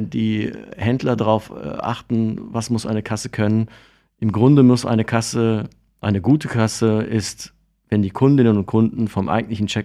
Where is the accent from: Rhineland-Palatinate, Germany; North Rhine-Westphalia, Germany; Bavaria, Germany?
North Rhine-Westphalia, Germany; Cologne; Aus dem wunderschönen Fädel